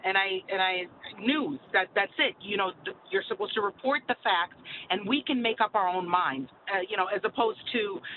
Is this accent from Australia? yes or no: no; Odesa, Odesa Oblast, Ukraine; also born or lived in Russia; now in Millstone, United States; I was born in Odessa, but at the time, it was the USSR